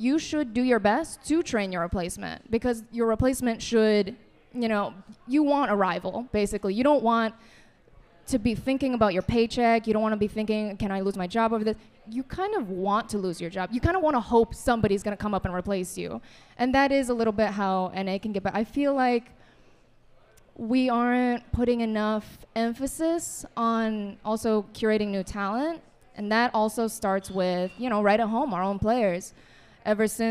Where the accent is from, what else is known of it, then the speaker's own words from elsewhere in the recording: New Jersey, United States; I'm from Jersey. I'm born and raised in Jersey